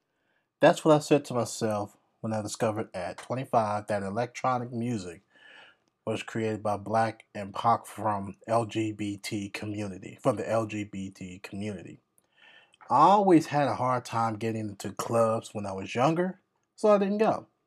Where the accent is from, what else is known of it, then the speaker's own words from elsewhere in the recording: France; I am 32 years old. My father's from Benin, West Africa. My mother is Italian, and I grew up in France.